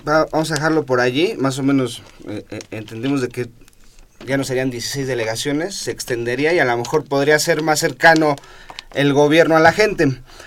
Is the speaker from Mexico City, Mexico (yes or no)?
yes; Mexico City, Mexico; yo soy un chilango de 33 años en la ciudad